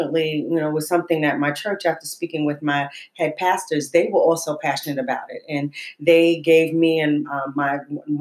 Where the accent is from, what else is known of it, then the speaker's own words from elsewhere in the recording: New York City, New York, United States; I grew up in Harlem